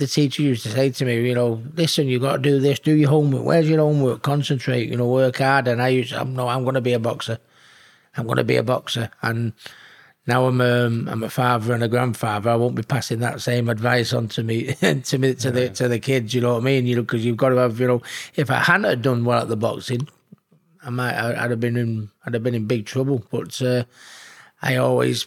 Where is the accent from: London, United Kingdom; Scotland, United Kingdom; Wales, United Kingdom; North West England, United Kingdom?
North West England, United Kingdom; Hattersley; But I consider myself a Hattersley lad. You know, I was from Manchester, which is where I am from. But I mean, ultimately, I'm a Hattersley lad, yeah. And I've never forgot my roots, and I still go down. I have the same mates from school that I always had. I live 10 minutes down the road from where I was born